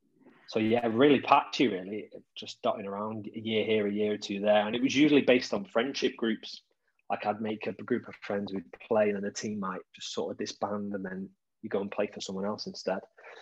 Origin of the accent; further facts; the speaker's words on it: Stretford, North West England, United Kingdom; because I grew up in Stretford.